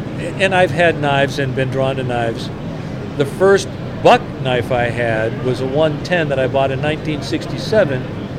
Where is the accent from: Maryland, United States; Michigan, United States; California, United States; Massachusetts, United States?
Massachusetts, United States; Roxbury; also born or lived in Braintree; Well, I was born in Boston, raised in Roxbury and Braintree. And the reason that I don't have a Boston accent is because when I went to boot camp